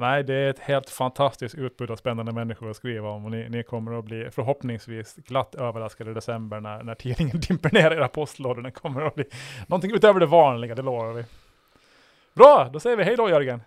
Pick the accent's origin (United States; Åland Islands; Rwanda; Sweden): Åland Islands; jag är född här